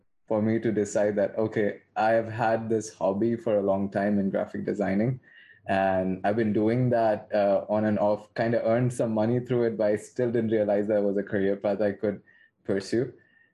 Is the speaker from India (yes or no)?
yes; India; moved away; I'm originally from India